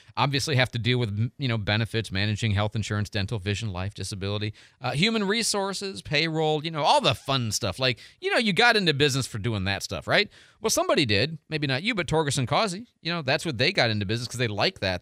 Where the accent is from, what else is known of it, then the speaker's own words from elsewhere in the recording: Midwest, United States; also born or lived in Arizona; now in Pensacola, United States; I grew up in the Midwest my whole life